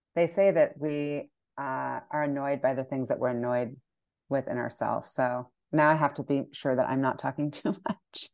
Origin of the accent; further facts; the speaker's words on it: United States; as an American